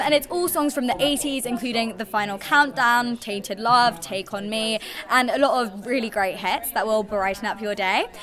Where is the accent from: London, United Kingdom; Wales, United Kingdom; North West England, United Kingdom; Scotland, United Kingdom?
London, United Kingdom; moved away as an adult; now in Manchester, United Kingdom; I'm originally from London, but I've been at uni in Manchester for a year